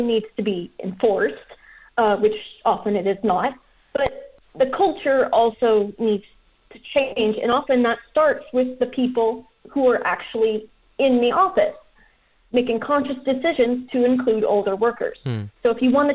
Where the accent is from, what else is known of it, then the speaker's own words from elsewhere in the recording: United States; I'm American